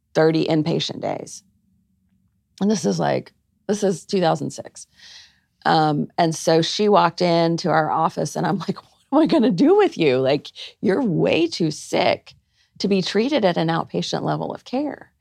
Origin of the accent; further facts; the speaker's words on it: Arkansas, United States; moved away; also born or lived in Georgia; I was born in Arkansas and all my family is there.